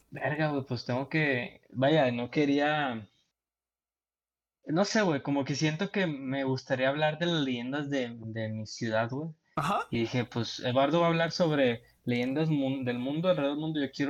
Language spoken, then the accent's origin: Spanish; Monterrey, Nuevo León, Mexico; nuestro día a día como regio